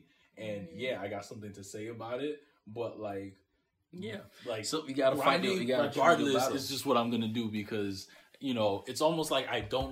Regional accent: New Rochelle, New York, United States; I grew up in New Rochelle, New York

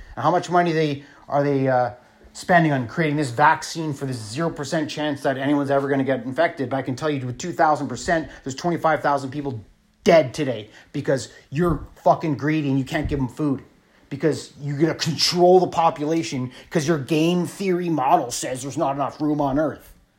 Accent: Thunder Bay, Ontario, Canada; also born or lived in Sault Ste. Marie, Ontario; now in British Columbia, Canada; I was born in Sault Ste. Marie, Ontario. I grew up in Thunder Bay, Ontario. I live in British Columbia

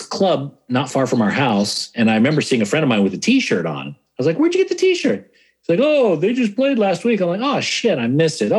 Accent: California, United States; now in Sydney, Australia; I didn't realize how good I had it until, you know, I moved away. And not that Sydney's bad

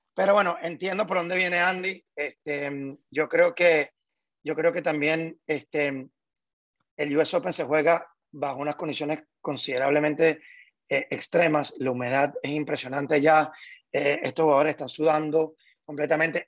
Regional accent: Venezuela; como venezolano

